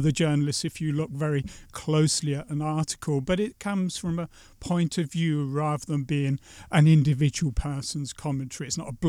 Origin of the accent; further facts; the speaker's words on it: England, United Kingdom; now in Latvia; And I always thought I'd be slightly anonymous by being just an Englishman in Latvia